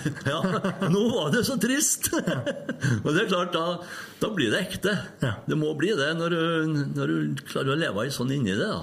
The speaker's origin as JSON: {"language": "Norwegian", "town": "Røros", "region": "Trøndelag", "country": "Norway", "tie": "born or raised there", "said": "Jo, det er byen min her. Jeg er født oppveksten på Røros"}